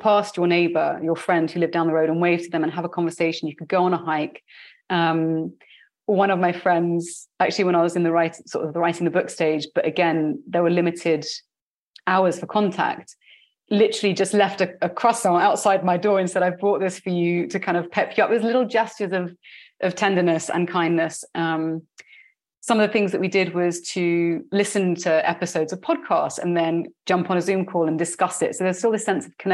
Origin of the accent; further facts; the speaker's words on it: United Kingdom; moved away as an adult; also born or lived in London; now in Barcelona, Spain; you can tell from my accent that I was born in the UK. My family is very diasporic, but I was raised in a British culture.